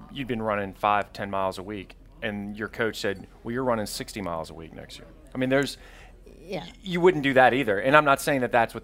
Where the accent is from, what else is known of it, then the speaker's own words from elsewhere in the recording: Mississippi coast, United States; I grew up on the Mississippi coast